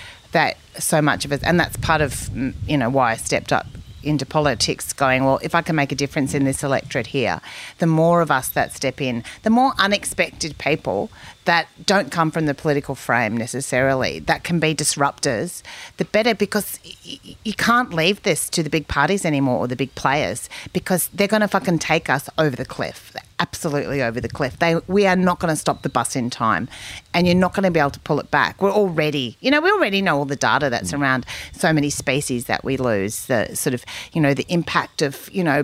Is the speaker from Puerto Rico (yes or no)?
no; Kingaroy, Queensland, Australia; now in Mullumbimby, Australia; I come from Kingaroy, you know, Joe Bjelke Peterson's area